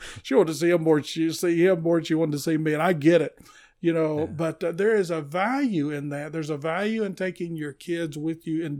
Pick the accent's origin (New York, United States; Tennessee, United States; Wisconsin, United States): Tennessee, United States; I grew up down in the McMinn county area, and we would take off in the car and go see the Atlanta Braves, see Hank Aaron play baseball.